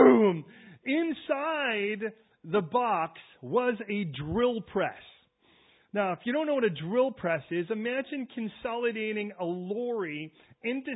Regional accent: Chicago, Illinois, United States; I'm from Chicago.

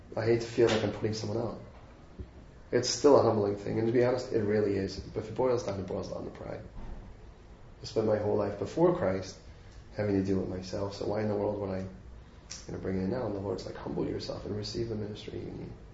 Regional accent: United States; I'm American

